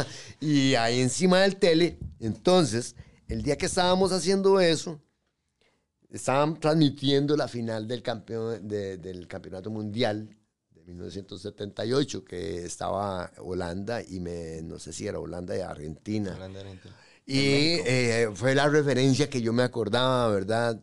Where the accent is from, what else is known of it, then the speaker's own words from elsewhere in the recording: San José, Costa Rica; also born or lived in Pérez Zeledón; yo nací en San José 3 de junio.